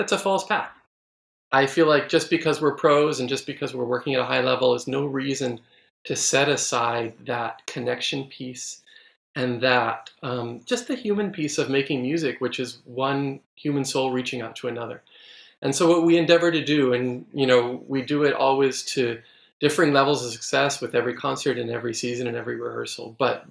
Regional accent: San Francisco, California, United States; moved away; also born or lived in Texas; San Francisco, which of course is my hometown and yours

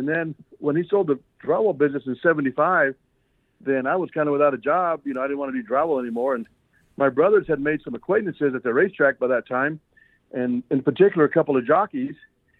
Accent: Albuquerque, New Mexico, United States; we're both from Albuquerque

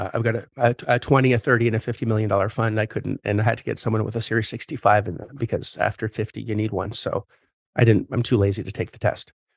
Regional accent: Canada; I'm Canadian

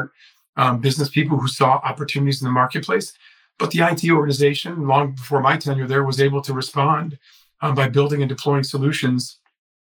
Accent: Chicago, Illinois, United States; I'm from Chicago and lived here most of my life, although I've done some stints elsewhere

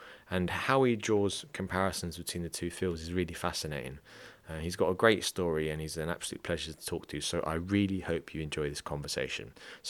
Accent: England, United Kingdom; You know, I'm an English guy and haven't done much dancing apart from when I was drunk when I was younger

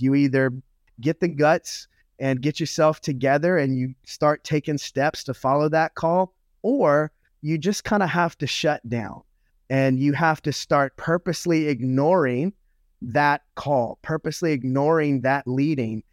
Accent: Louisiana, United States; I was raised in the South, um, in Louisiana

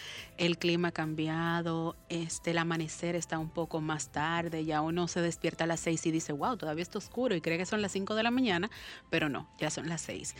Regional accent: Dominican Republic; como dominicano que es

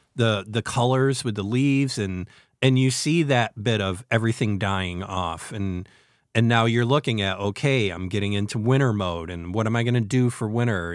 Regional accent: New York, United States; As a New Yorker, my whole entire life

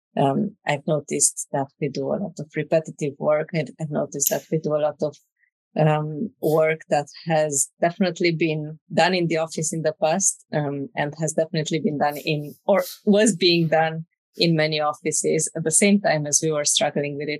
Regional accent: Romania; moved away as an adult; also born or lived in Dublin, Ireland; now in Spain; I'm originally from Romania

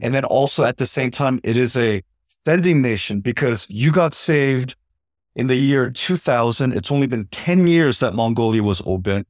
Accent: United States; as an American

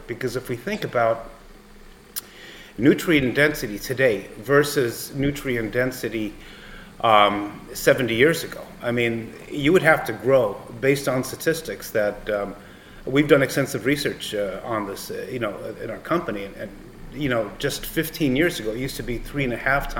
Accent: Los Angeles, California, United States; I grew up in Los Angeles, and you know, Eric, I grew up you know, as a kid in the 70s in Los Angeles

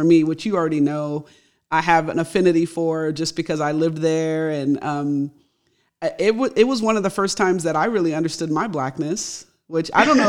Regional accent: United States; also born or lived in London; We're both American.

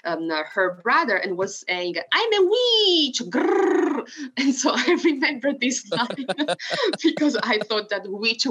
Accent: Italy; English is a second language; moved away as an adult; now in Arkansas, United States; something that really remembers me of my country and of the place where I used to live in the first 20 years of my life is mare, sea, because I used to live on the beach

